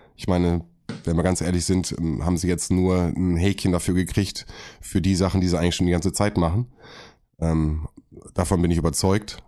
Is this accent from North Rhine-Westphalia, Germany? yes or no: yes; North Rhine-Westphalia, Germany; ich komme aus NRW